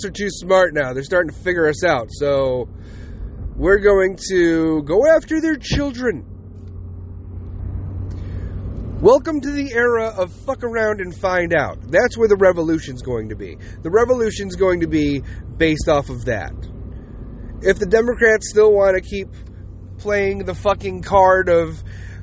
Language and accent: English; United States; we as the American people